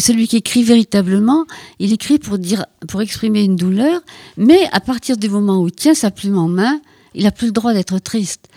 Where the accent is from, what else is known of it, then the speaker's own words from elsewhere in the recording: Ploudalmézeau, Brittany, France; moved away; dans mon village natal, qui est donc à Port-Salle, Foudalmiso